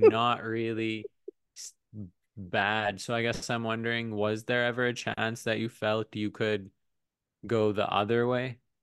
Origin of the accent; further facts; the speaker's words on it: Pakistan; now in United States; I grew up in Pakistan